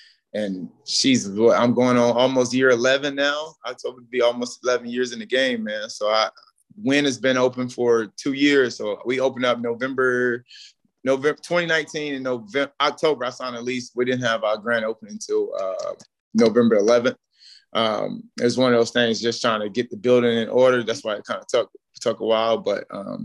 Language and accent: English; North Carolina, United States; moved away as an adult; I'm from very small, like Bun, North Carolina